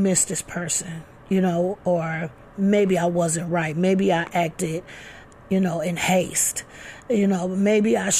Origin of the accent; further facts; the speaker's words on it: Flint, Michigan, United States; we're all from Flint. We all live in Flint